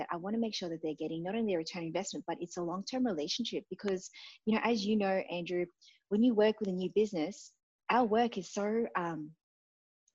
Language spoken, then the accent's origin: English; Brisbane, Queensland, Australia; moved away as an adult; also born or lived in Jakarta, Indonesia / Sydney, Australia; now in Bali, Indonesia; I was born in Jakarta, migrated to Australia when I was two